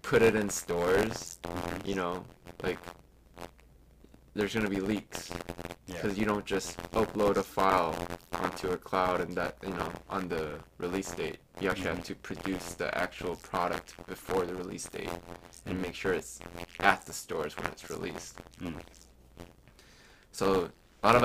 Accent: suburbs of Chicago, Illinois, United States; also born or lived in South Korea; I was in the suburbs of Chicago

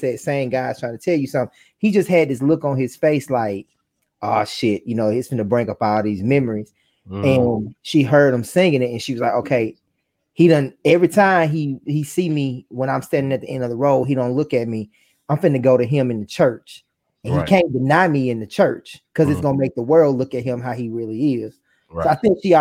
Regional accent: Coosa, Alabama, United States; I'm from Coosa

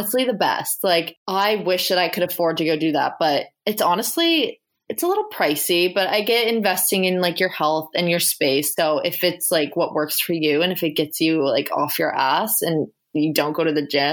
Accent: the Valley, Nova Scotia, Canada; also born or lived in Halifax; I'm from the Valley.

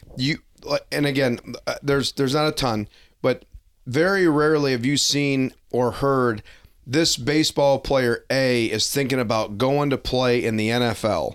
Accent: Detroit, Michigan, United States; growing up in Detroit, a lot of kids played hockey

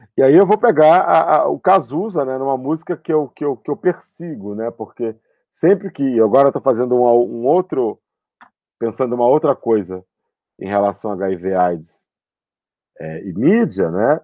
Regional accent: São Gonçalo, Rio de Janeiro, Brazil; also born or lived in Niterói; eu sou de Niterói, e, mas vivi grande parte da minha vida em São Gonçalo, que é uma cidade ao lado, lá no Rio de Janeiro

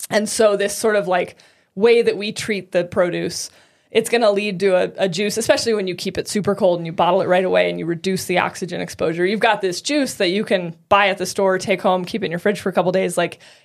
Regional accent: Boulder, Colorado, United States; In Boulder.

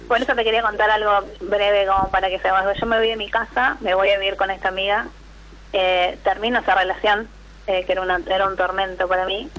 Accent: Rosario, Santa Fe, Argentina; soy de La Rosario

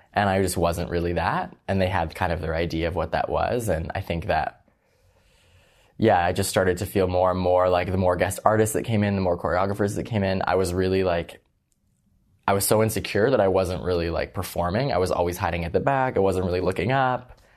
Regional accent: Toronto, Ontario, Canada; I went to high school in Scarborough

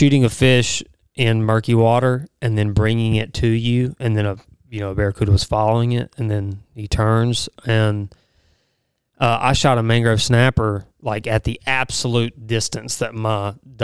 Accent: United States; growing up on the Pearl River

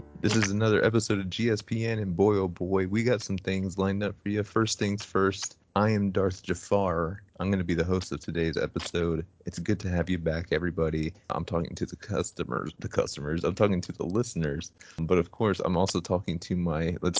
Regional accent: San Antonio, Texas, United States; growing up in San Antonio

